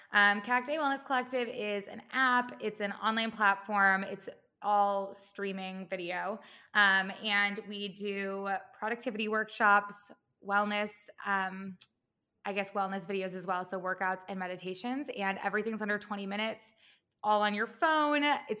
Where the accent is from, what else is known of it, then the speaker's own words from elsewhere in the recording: Midwest, United States; also born or lived in Chicago / Los Angeles; now in New York City, United States; I've kind of lived all over. I'm from the Midwest. I went to school in Chicago, and then I moved